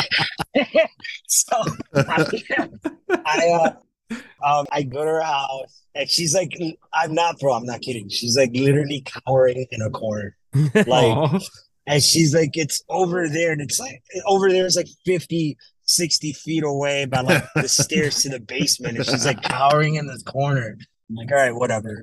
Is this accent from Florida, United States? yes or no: yes; Miami, Florida, United States; I'm from Miami